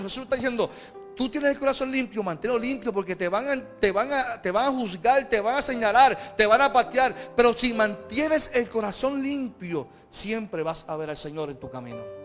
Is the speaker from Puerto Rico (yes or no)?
yes; Carolina, Puerto Rico; Y yo recuerdo en mi adolescencia, recuerda que yo vengo de Carolina. Y en Carolina firmábamos las paredes con graffiti